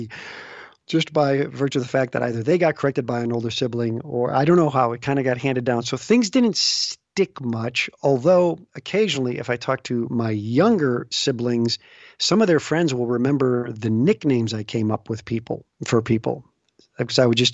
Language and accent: English; Chicago, Illinois, United States; moved away as an adult; also born or lived in Los Angeles / Des Moines; I had grown up in the Chicago area